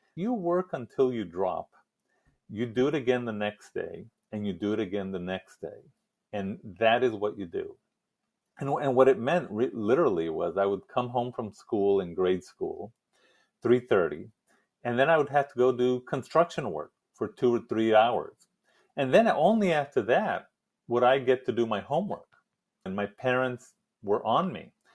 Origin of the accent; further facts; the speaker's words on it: El Paso, Texas, United States; moved away; it's a working class neighborhood now in El Paso